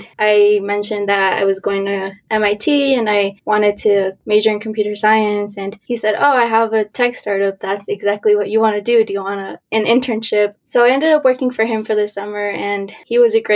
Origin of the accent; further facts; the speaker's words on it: Colorado, United States; I'm originally from Colorado, but both of my parents are from Mexico.